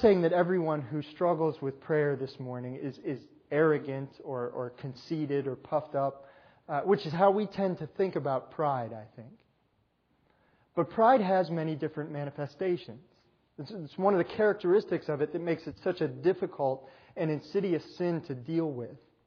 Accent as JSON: {"language": "English", "region": "New York", "country": "United States", "tie": "born or raised there", "moved": "yes", "said": "I grew up in New York"}